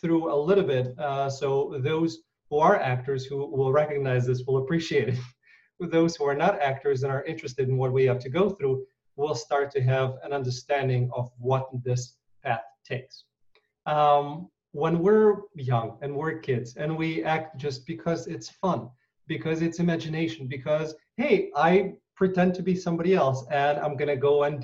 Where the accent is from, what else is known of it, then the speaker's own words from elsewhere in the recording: Ukraine; moved away; When I was born in Ukraine